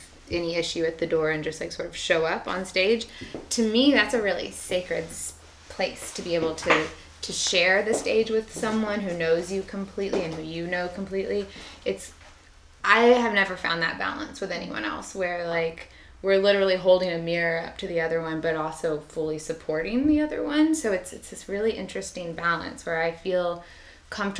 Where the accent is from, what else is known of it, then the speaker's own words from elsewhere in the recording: Austin, Texas, United States; I grew up here in Austin with my dad